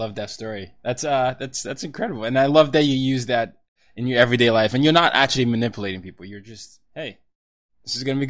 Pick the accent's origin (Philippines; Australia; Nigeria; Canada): Nigeria; And so I'm a Nigerian. I grew up in 5 countries, 4 continents.